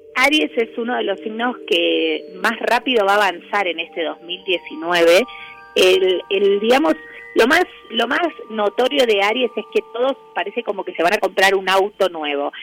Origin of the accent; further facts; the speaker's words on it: Argentina; para nosotros como, como argentinos es como importante